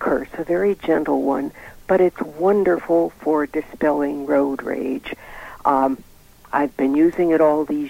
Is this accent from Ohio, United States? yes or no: no; Chicago, Illinois, United States; I'm an Irish girl from Chicago